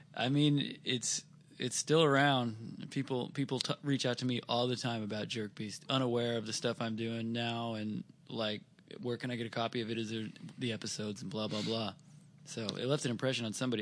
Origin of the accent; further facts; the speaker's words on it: Seattle, Washington, United States; we're from Seattle